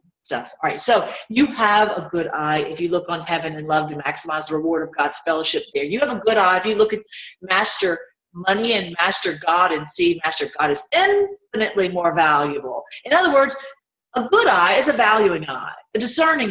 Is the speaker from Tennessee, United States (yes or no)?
yes; Tennessee, United States; where I grew up in Tennessee